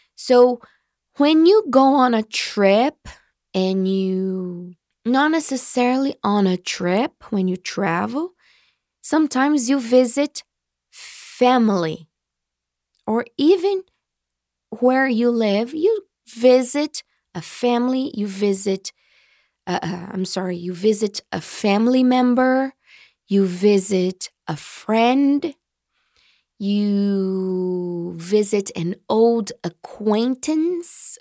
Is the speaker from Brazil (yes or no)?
yes; Marília, São Paulo, Brazil; I was born in Marília. I was raised. I grew up in Marília. Okay? So Marília is my hometown